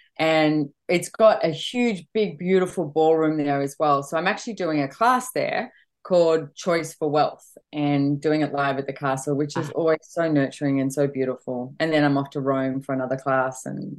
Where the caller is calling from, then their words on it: Queensland, Australia; I'm actually calling from Bridgian Beach in Queensland, so I'm home for a short period of time.